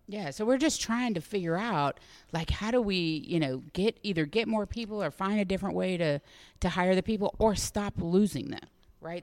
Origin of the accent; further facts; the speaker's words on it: Dallas, Texas, United States; also born or lived in Chicago; now in Orlando, United States; I am from Dallas originally